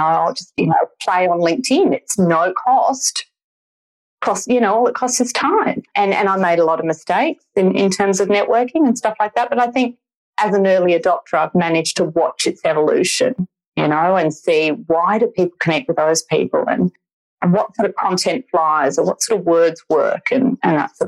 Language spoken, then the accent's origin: English; Perth, Western Australia, Australia; moved away as an adult; now in Sydney, Australia; I'm not from Sydney originally. I'm originally from Perth